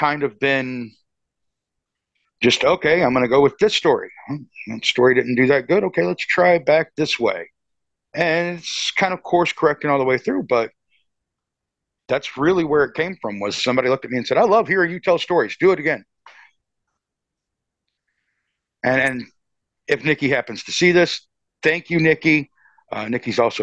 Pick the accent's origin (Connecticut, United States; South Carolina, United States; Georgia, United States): South Carolina, United States; Georgetown; I grew up in Georgetown, South Carolina